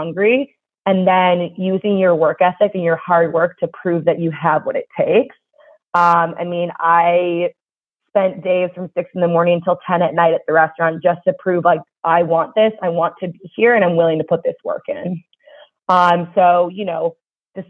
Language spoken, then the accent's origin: English; Chicago, Illinois, United States; I'm from Chicago, the Chicago area, and I had full plans after graduation to go back to Chicago